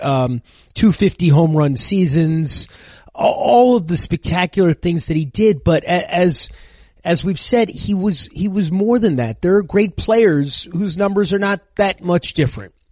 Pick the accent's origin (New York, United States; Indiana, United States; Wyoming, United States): New York, United States; New York City; I grew up in Manhattan